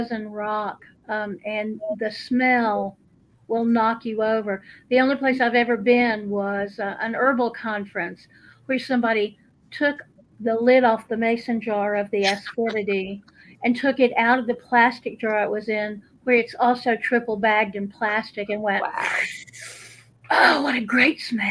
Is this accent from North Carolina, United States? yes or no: yes; Buncombe County, North Carolina, United States; I'm a native. I was born in West Bagot, Buncombe County 67 years ago.